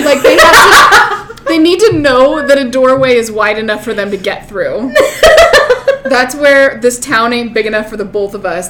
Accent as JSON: {"language": "English", "town": "Reno", "region": "Nevada", "country": "United States", "tie": "born or raised there", "said": "Growing up here"}